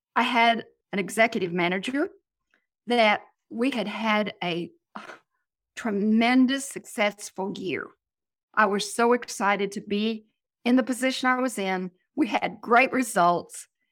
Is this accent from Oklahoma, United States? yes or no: yes; Oklahoma, United States; I'm from Oklahoma